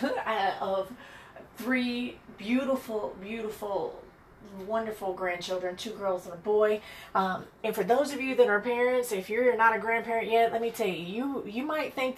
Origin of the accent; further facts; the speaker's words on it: Birmingham, Alabama, United States; moved away as an adult; also born or lived in Chicago Heights, Illinois / Atlanta, Georgia; now in San Diego, United States; I am originally from Birmingham, Alabama